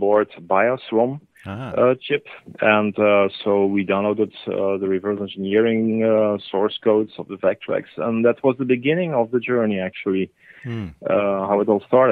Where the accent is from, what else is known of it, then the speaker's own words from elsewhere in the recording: Belgium; here in Belgium